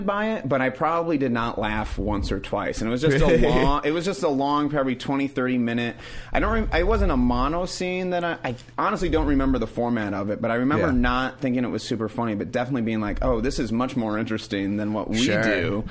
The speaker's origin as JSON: {"language": "English", "region": "Wisconsin", "country": "United States", "tie": "born or raised there", "moved": "as an adult", "lives_now": "Los Angeles, United States", "said": "I grew up in Wisconsin"}